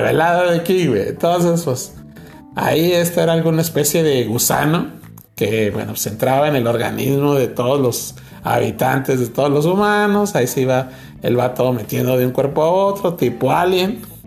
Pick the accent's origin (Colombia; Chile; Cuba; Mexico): Mexico; Nuevo León; somos originarios de Sanico Ranch, ah. en Nuevo León, la capital del cabrito